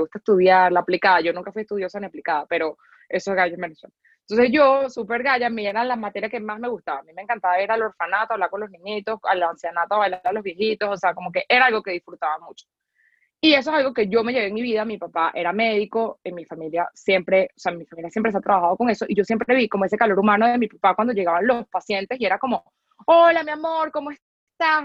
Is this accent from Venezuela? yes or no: yes; Venezuela; somos venezolanos